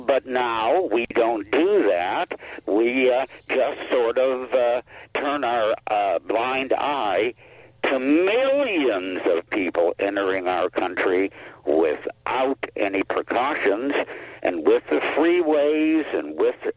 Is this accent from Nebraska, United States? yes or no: no; Pittsburgh, Pennsylvania, United States; now in Washington County, Utah, United States; my hometown in Pittsburgh